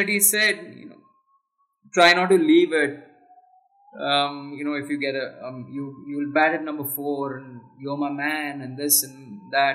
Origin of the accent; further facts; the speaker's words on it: Mumbai, Maharashtra, India; Growing up in Bombay